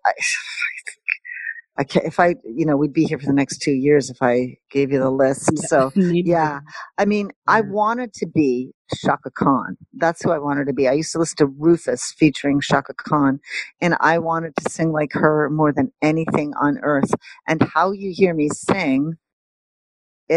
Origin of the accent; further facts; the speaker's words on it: Montreal, Quebec, Canada; I grew up in Montreal